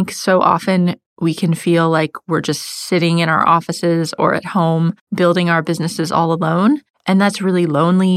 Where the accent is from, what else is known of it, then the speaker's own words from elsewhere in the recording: United States; now in London, United Kingdom; I live in London, as you know, and I'm American